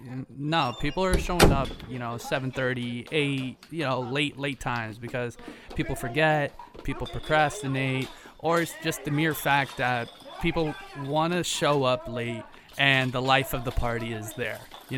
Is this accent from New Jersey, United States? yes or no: no; Miami, Florida, United States; Obviously, I'm from Miami